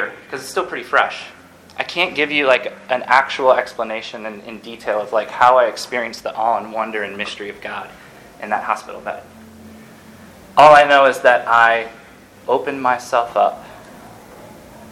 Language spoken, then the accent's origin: English; Ann Arbor, Michigan, United States; I'm from Ann Arbor